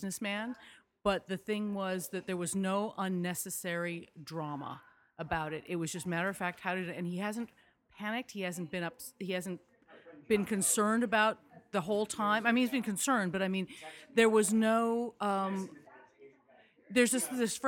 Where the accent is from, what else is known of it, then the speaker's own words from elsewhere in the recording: Malibu, California, United States; I'm a Southern California native